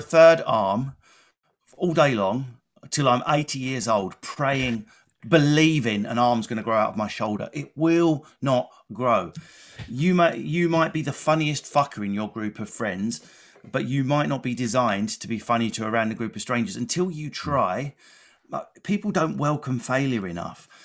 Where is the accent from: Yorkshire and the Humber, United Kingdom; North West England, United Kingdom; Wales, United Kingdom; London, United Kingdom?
London, United Kingdom; Enfield; born or raised there